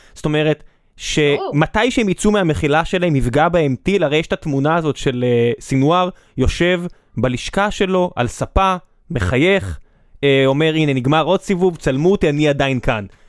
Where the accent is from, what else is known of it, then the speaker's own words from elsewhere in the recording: Beersheba, Southern District, Israel; ואני בחור באר שבעי במקור